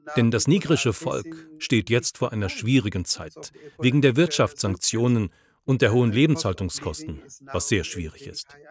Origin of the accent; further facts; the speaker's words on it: Niger; Ich komme selbst aus der Republik Niger